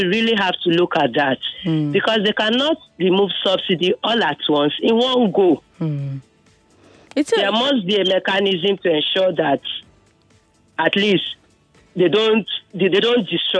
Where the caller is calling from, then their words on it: Ibafo, Ogun State, Nigeria; I'm calling from Ibafo.